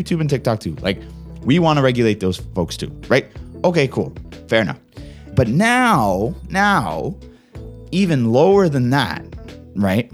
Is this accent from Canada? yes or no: yes; Canada; my own country